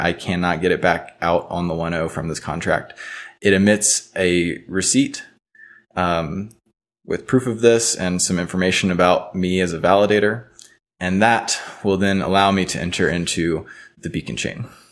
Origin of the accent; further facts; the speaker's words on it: Baton Rouge, Louisiana, United States; moved away as an adult; also born or lived in New Orleans, Louisiana; now in Boulder, United States; I'm from Baton Rouge, Louisiana. I've actually, until, like, a week ago, resided in New Orleans. I'm out in Boulder now.